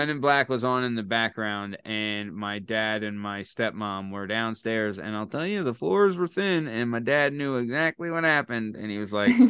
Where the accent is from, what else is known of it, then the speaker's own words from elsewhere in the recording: Lansdale, Pennsylvania, United States; now in Montgomeryville, United States; I'm from Lansdale also.